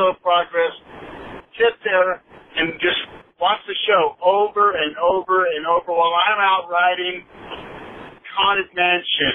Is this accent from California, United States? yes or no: yes; Southern California, United States; now in Moline, United States; I grew up in Southern California at Disneyland through the 60s, 70s, and 80s